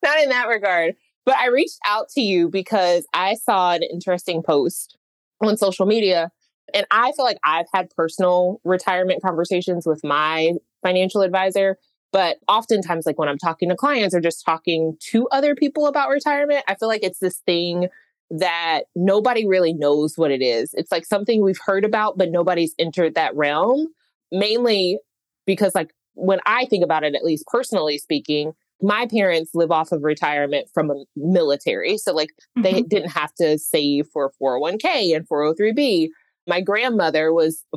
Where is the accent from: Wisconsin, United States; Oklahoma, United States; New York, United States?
Oklahoma, United States; moved away; also born or lived in Washington, D.C.; I'm from Oklahoma